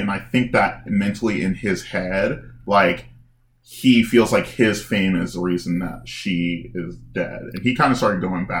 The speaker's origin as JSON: {"language": "English", "town": "Chicago", "region": "Illinois", "country": "United States", "said": "I'm from Chicago"}